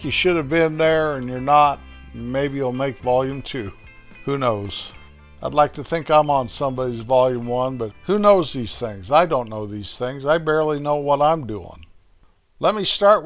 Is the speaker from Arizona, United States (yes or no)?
no; Colorado, United States; my little hometown where my folks are buried